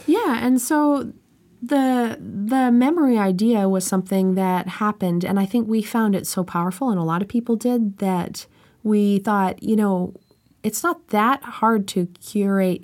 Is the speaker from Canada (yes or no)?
yes; Canada; I'm Canadian